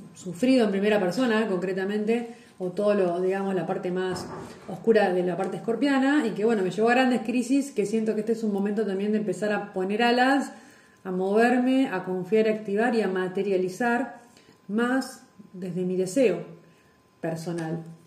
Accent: Lobos, Buenos Aires Province, Argentina; en mi pueblo, en Lobos

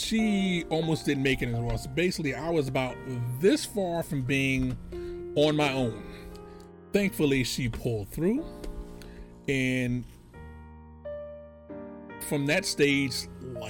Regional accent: New York City, New York, United States; I was born in New York City to a lovely woman called Minnie Lee Edwards

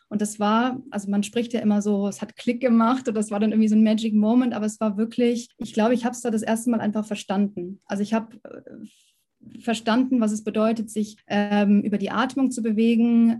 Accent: Munich, Bavaria, Germany; moved away as an adult; also born or lived in Berlin; now in Munich, Germany; ich komme ja ursprünglich ähm, aus München, aus Bayern

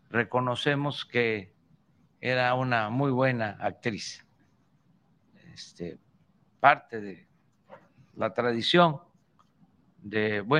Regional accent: Tabasco, Mexico; Como todos en Tabasco, o casi todos, tenemos apodo.

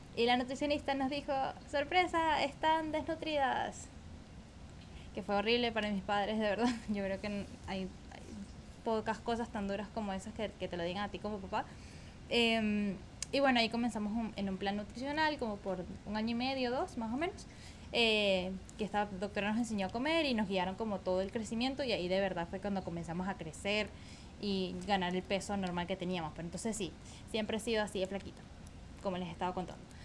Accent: Caracas, Capital District, Venezuela; nací en Caracas, en Venezuela, en 1994

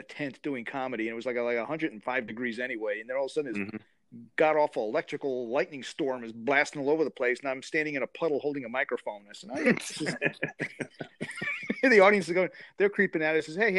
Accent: New York, United States; moved away as an adult; also born or lived in North Carolina; now in Washington, D.C., United States; Originally from New York, and then I went to college. I went to NC State University. Then I bounced around the country for a while and ended up here in the D.C. area.

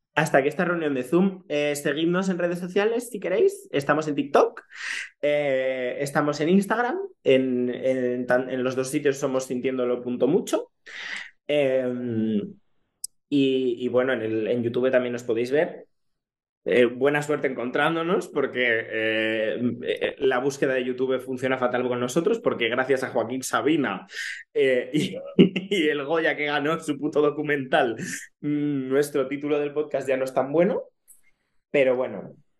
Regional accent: Ponferrada, Castile and León, Spain; moved away as an adult; now in Barcelona, Spain; conciertos de grupos que me gustan allí, en mi pueblo, era imposible. O sea, eh, en Ponferrada

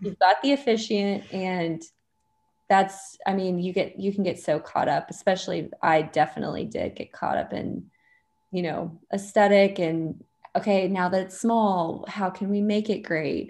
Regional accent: Dallas, Texas, United States; I'm from Dallas

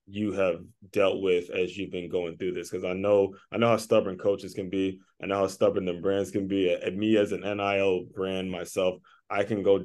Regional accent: Maryland, United States; I'm from Maryland. It's hard for me to say anything bad about anyone from Maryland

